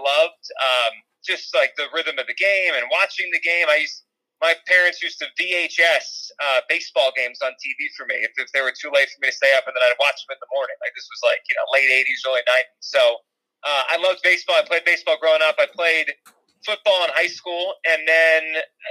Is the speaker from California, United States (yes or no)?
no; New Jersey, United States; I grew up in Jersey, Central Jersey, which exists.